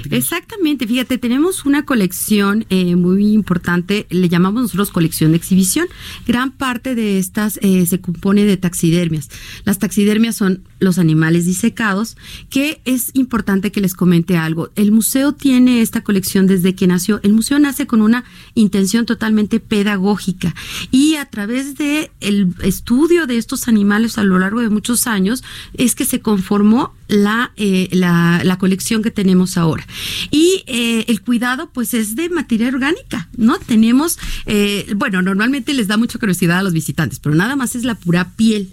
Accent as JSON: {"language": "Spanish", "country": "Mexico", "said": "tenemos en México"}